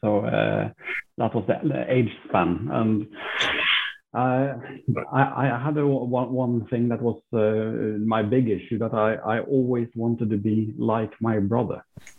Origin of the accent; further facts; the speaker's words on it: Sweden; also born or lived in Finland / Norway / Switzerland / Dubai; I've got a little bit of a mixed background. My mother is Norwegian. My father is British. I was born in Finland. I grew up in Sweden.